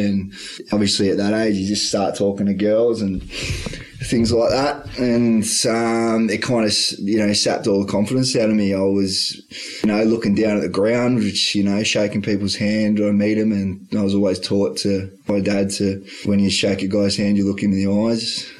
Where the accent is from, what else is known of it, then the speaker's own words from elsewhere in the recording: Seville, Victoria, Australia; I grew up in Seville on a farm.